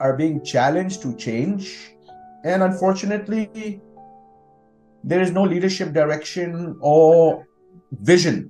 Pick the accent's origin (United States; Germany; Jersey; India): India; I'm very proud to be Indian.